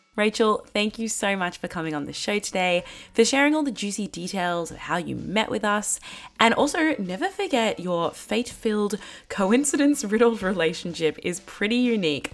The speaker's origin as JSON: {"language": "English", "country": "Australia", "said": "I was from Australia."}